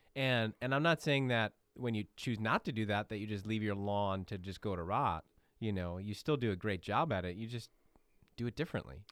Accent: Midwest, United States; I'm born and bred in the Midwest

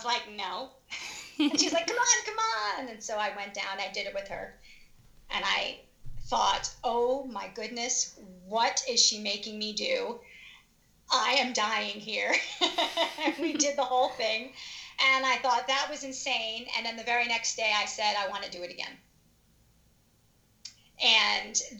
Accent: Long Island, New York, United States; moved away as an adult; now in Philadelphia area, United States; I am from Long Island, New York. I grew up there, went to high school.

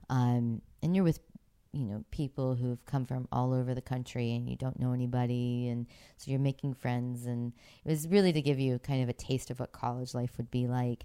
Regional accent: Pittsburgh, Pennsylvania, United States; moved away; growing up in Pittsburgh

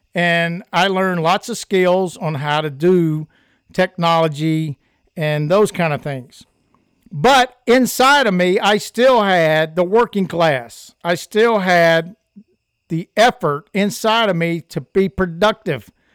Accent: United States; I'm an American

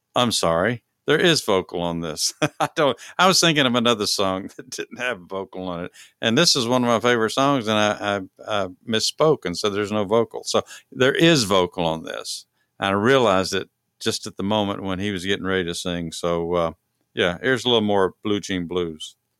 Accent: Texas, United States; I'm from Texas

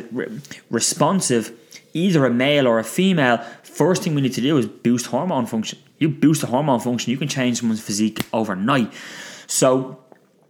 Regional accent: Ireland; it's just ingrained in our DNA as Irish people

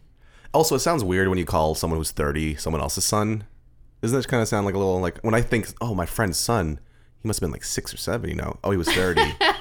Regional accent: Sarnia, Ontario, Canada; I'm from Sarnia, actually.

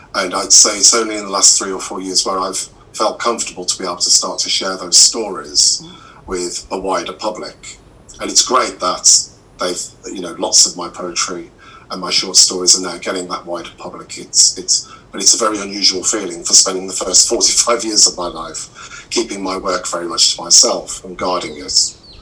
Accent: Midlands, United Kingdom; moved away as an adult; now in Cornwall, United Kingdom; I'm originally from the Midlands

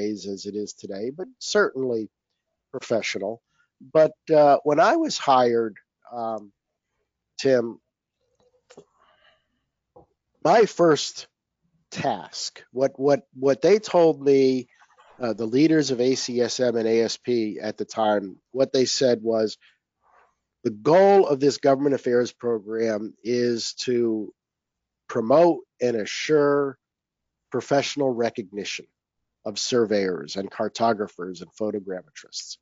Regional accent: Connecticut, United States; I grew up in Connecticut

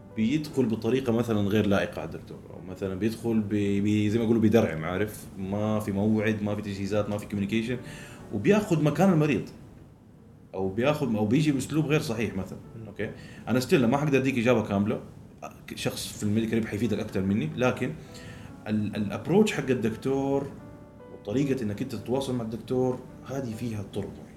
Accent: Saudi Arabia; احنا كسعوديين

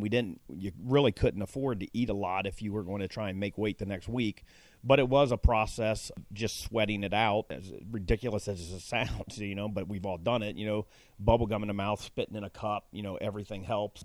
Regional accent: Cincinnati, Ohio, United States; I grew up in Central Fairmount, which was kind of the one of the lower suburbs of, of Cincinnati

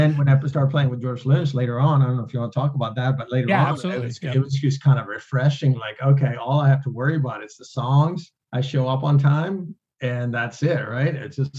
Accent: Sweden; now in United States; I came over from Sweden

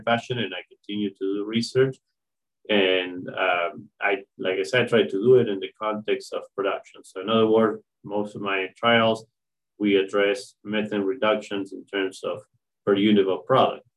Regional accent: Argentina; moved away as an adult; now in Marianna, United States; I'm uh, originally from Argentina. I was uh, born and raised in a family that has strong ties to agriculture

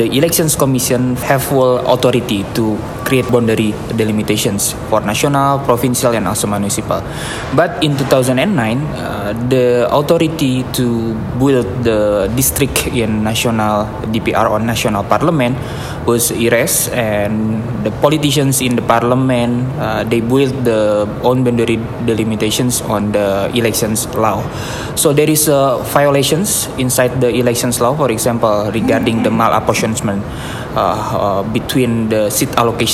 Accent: Indonesia; I'm from Indonesia

